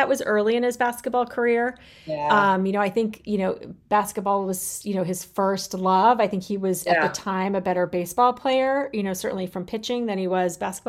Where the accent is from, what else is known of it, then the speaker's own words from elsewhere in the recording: Phoenix, Arizona, United States; the Phoenix Suns. That is my hometown team.